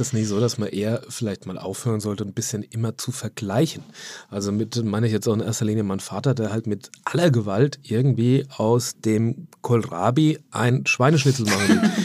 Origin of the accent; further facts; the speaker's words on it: Hamburg, Germany; bei uns in Hamburg